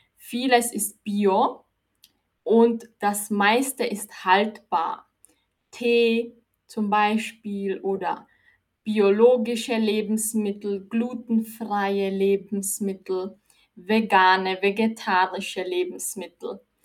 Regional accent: Austria; Ich bin aus Österreich

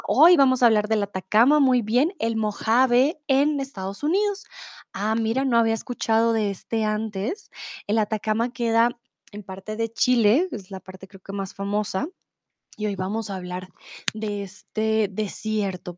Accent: Bogotá, Colombia; soy de Colombia, de Bogotá

